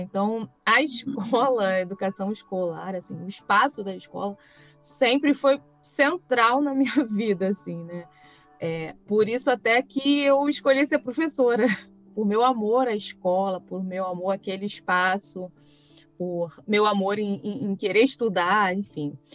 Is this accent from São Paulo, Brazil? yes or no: no; Niterói, Rio de Janeiro, Brazil; eu nasci e cresci em Niterói